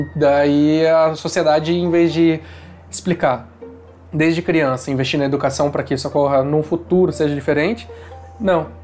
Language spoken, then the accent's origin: Portuguese; Taubaté, São Paulo, Brazil; moved away; eu sou de Taubaté, na verdade, não é a capital